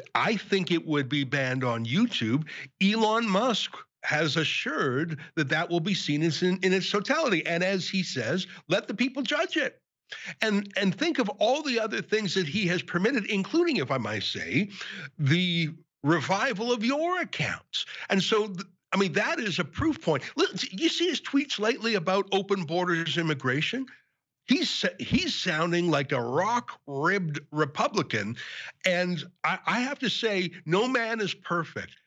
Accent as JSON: {"language": "English", "country": "Canada", "said": "my own family came from Ukraine 120 years ago. Obviously, I regard myself as a Canadian"}